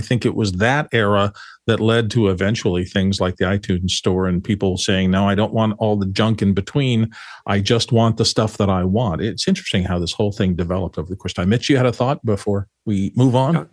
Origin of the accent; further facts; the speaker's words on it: Phoenix, Arizona, United States; I grew up in Phoenix